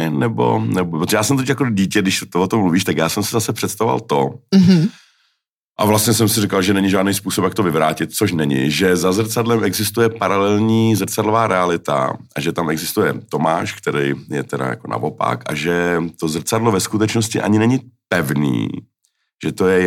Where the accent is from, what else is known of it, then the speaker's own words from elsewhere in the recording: Finland; Já jsem vyrůstal ve Finsku a moje životní imperativ, můj životní imperativ byl, aby se divák nenudil.